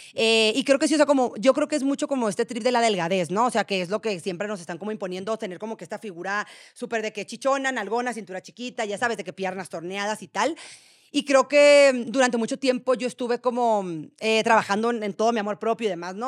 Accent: Guasave, Sinaloa, Mexico; moved away as an adult; also born or lived in Monterrey, Mexico; now in Mexico City, Mexico; yo que soy de Guasave, una ciudad súper chiquita

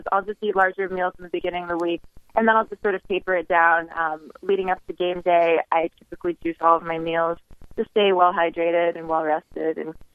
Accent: New York, United States; now in Las Vegas, United States; I'm originally from New York

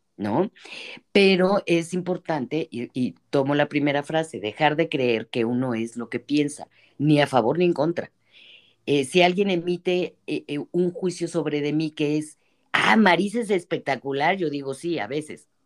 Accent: Mexico; las mexicanas, somos hijas de la revolución

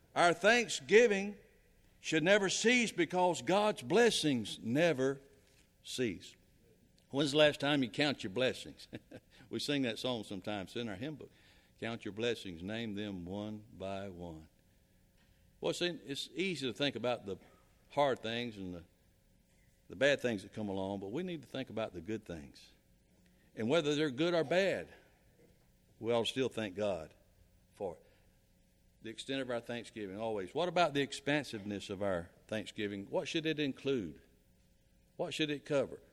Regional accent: South Carolina, United States; moved away; I'm from South Carolina.

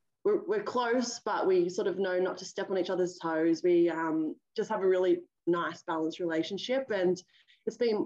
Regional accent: Sydney, New South Wales, Australia; also born or lived in Auckland, New Zealand / Brisbane; I've lived in, you know, the Cronulla, Sutherland Shire area since I was, you know, 3-4 years old. Really amazing upbringing

